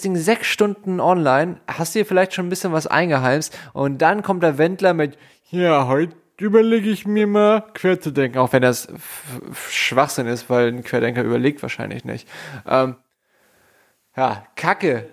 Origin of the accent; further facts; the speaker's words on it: Hamburg, Germany; ich komme aus Hamburg Süd